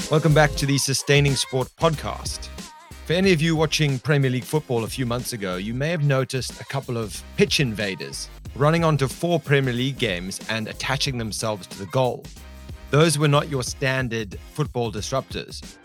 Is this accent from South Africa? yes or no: yes; South Africa; I am South African